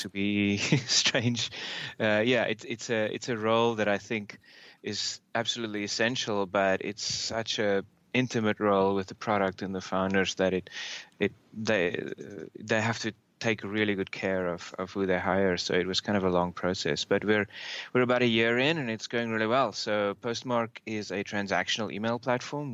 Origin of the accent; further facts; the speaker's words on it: South Africa; moved away as an adult; also born or lived in Australia; now in United States; I'm uh, originally from South Africa. I grew up there, um, studied there